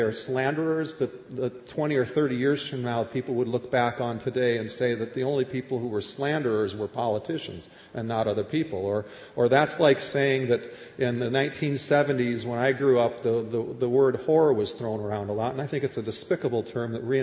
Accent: Minnesota, United States; moved away; I grew up in Minnesota as a Minnesota Vikings fan

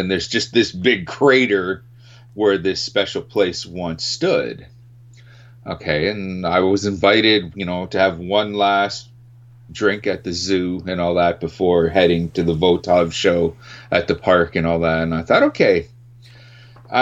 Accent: Winnipeg, Manitoba, Canada; up here in Canada, in my hometown of Winnipeg

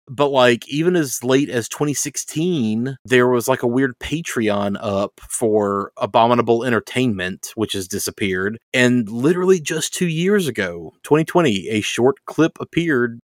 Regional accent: the South, United States; growing up in the South

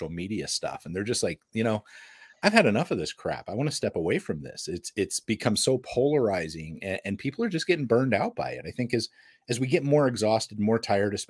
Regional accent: United States; I'm American

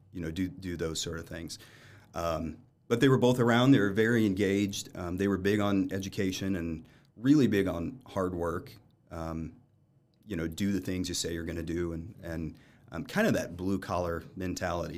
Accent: Lafayette, Indiana, United States; I was born down in Lafayette while they went to Purdue

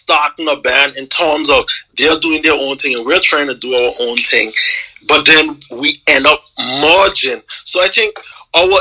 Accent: Anguilla; I'm from Anguilla

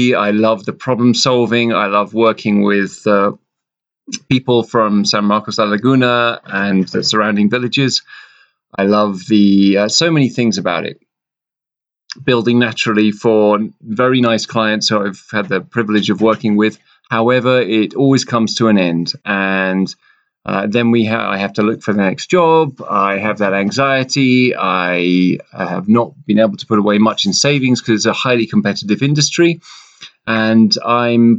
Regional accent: London, United Kingdom; moved away; I grew up in London

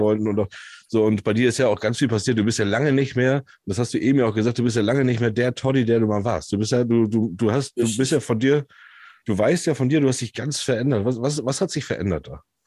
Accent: Hamburg area, Germany; Ich komme ja aus der Hamburger Ecke

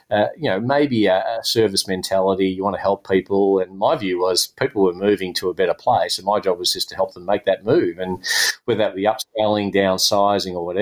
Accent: Melbourne, Victoria, Australia; my hometown of Melbourne

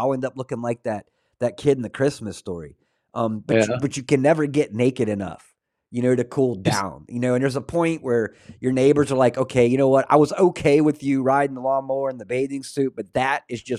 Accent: Florida, United States; I grew up in North Florida, Northeast Florida. So just next to Georgia.

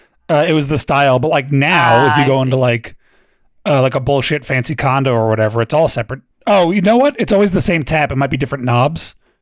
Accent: New England, United States; I grew up in New England

